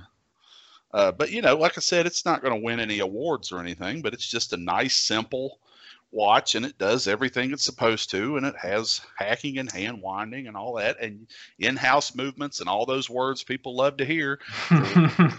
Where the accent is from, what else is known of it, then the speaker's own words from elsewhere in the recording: Virginia, United States; I was a weird kid in my little tiny town where I grew up in Virginia